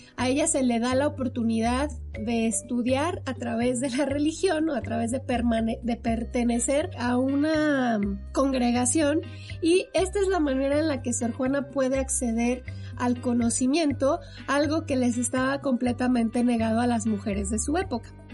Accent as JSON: {"language": "Spanish", "country": "Mexico", "said": "a la sociedad mexicana de todos nosotros"}